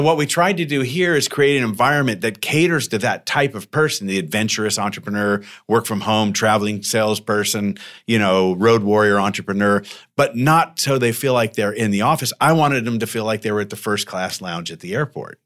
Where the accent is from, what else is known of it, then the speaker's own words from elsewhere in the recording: Tucson, Arizona, United States; now in Temecula, United States; I grew up in Tucson where it's hot and nasty